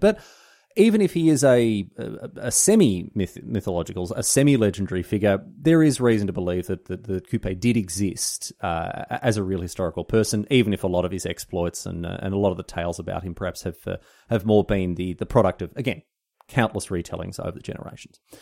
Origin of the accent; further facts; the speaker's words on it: Australia; just another idiot Aussie